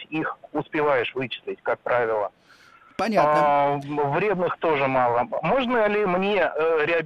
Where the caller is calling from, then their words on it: Moscow, Russia; Здравствуйте … я сам из Москвы.